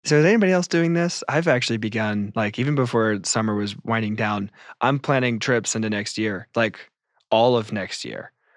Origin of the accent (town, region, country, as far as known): United States